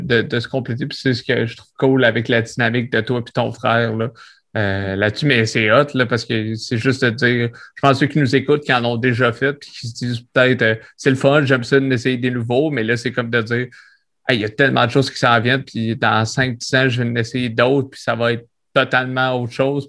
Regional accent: Quebec City, Quebec, Canada; je suis de Québec

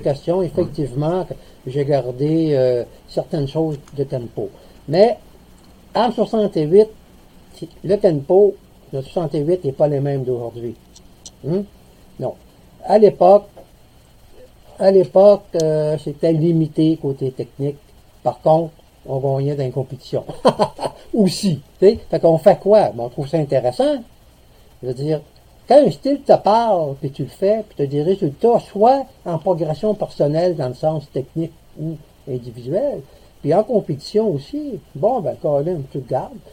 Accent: Lévis, Quebec, Canada; also born or lived in Montreal / Saguenay; now in Gaspésie, Canada; je suis natif de Lévis, donc j'ai connu un peu les euh, petites places

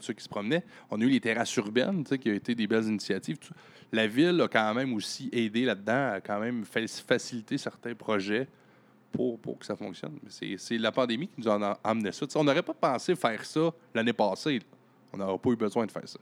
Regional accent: Baie-Comeau, Quebec, Canada; moved away as an adult; also born or lived in Montreal; je suis natif de Bécomo

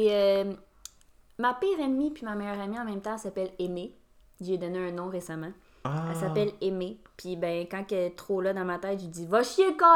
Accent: Laval, Quebec, Canada; born there; also born or lived in Lac-Saint-Jean / Mirabel / Saint-Lin / Sainte-Marthe; euh, je suis née à Laval.

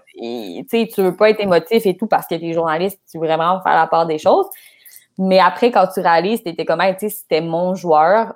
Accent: Laval, Quebec, Canada; je viens de Laval

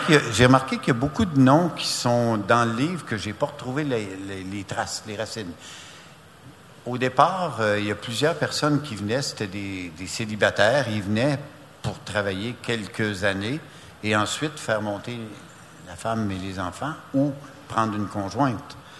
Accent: Amos, Quebec, Canada; Je suis d'Amos

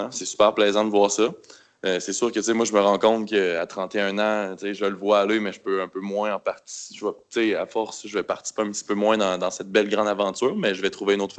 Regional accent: Quebec City, Quebec, Canada; moi, en fin de compte, je suis né à Québec. Je suis né à Loretteville, puis j'habite depuis 31 ans à Québec.

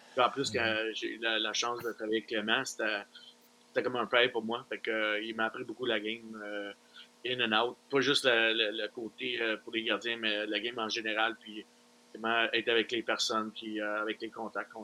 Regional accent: Verdun, Quebec, Canada; je viens de Verdun.

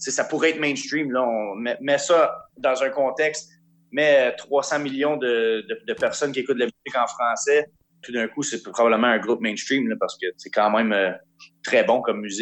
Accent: Quebec, Canada; accent: Québécois; on chante en québécois avec notre accent de chez nous.

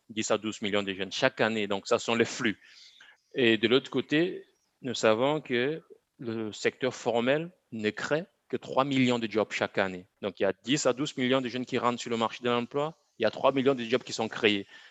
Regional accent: Bafoussam, West, Cameroon; moved away as an adult; also born or lived in Yaoundé, Cameroon; je suis né, j'ai grandi au Cameroun, donc à Bafsam, dans une ville de moyenne, de moyenne taille, au Cameroun

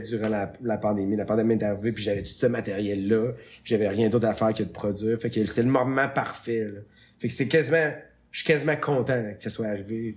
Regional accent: Canada; je venais du Canada

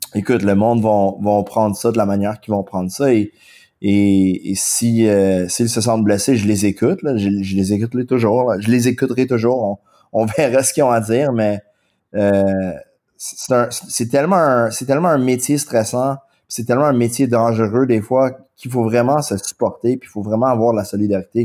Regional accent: Quebec, Canada; accent: anglophone; first language English; French is a second language; je suis anglophone, mon accent est assez fort, euh, mon français est relativement limité, mais mais j'essaie d'apprendre le français. J'adore le français. J'adore ça être québécois

